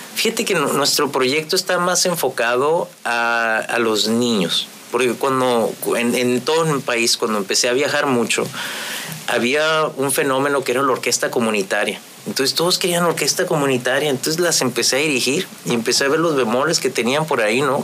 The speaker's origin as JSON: {"language": "Spanish", "town": "Ensenada", "region": "Baja California", "country": "Mexico", "tie": "born or raised there", "also_born_or_lived": "Morelos", "moved": "as an adult", "said": "soy un joven de Ensenada"}